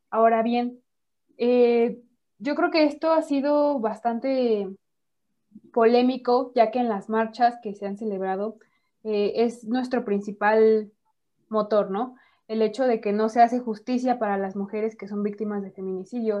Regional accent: Mexico; vivimos las mujeres mexicanas

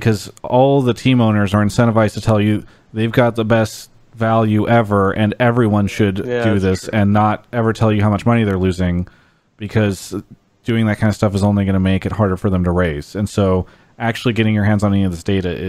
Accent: San Diego, California, United States; moved away; San Diego, where I'm from. I really miss living down there sometimes.

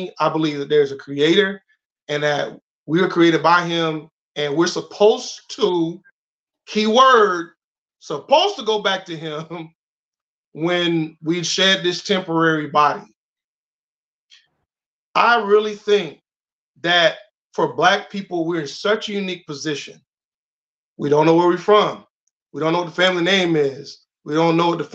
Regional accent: Jacksonville, Florida, United States; I'm from Duval

